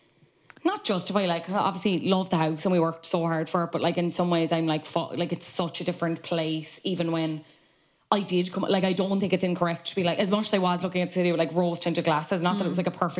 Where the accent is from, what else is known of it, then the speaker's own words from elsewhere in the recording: Ireland; also born or lived in Dublin; now in Wexford, Ireland; I grew up rurally